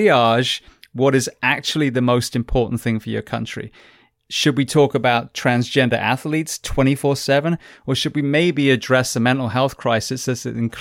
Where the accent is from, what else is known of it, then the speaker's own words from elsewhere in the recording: England, United Kingdom; now in United States; I am an English farm boy that became an American firefighter